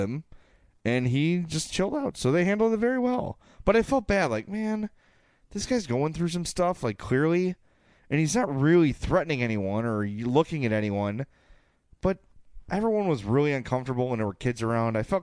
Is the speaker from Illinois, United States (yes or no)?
yes; Oak Lawn, Illinois, United States; at 9630 South Pulaski in Oaklawn, my hometown